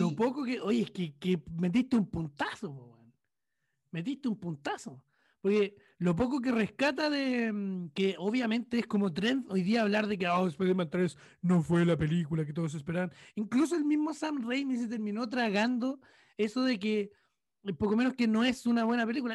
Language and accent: Spanish; Chile; soy un periodista chileno de humilde trayectoria